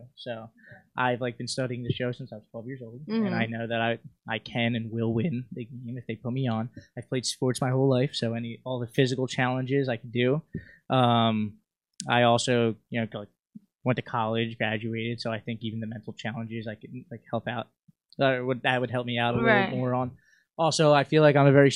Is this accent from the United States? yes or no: yes; Philadelphia, Pennsylvania, United States; I'm from South Philly